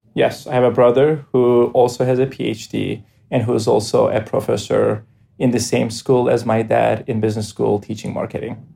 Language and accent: English; Cyprus; moved away as an adult; now in United States; I grew up in Cyprus